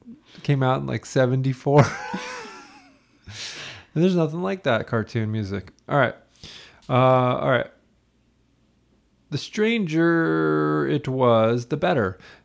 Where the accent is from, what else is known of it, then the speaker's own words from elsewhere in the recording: Olympia, Washington, United States; I grew up in Olympia, Washington.